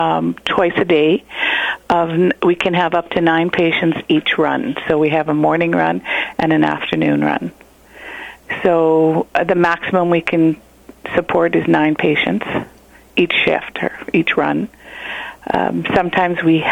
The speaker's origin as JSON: {"language": "English", "town": "Goodeve", "region": "Saskatchewan", "country": "Canada", "tie": "born or raised there", "moved": "yes", "lives_now": "Moose Jaw, Canada", "said": "in a small town by Yorkton, out by Yorkton. The town was called Goodeve. It was a farm between Goodeve and Ituna"}